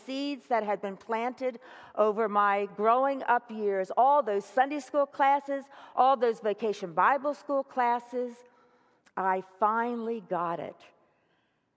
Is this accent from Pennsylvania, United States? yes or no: yes; Philadelphia, Pennsylvania, United States; moved away; Philadelphia, my hometown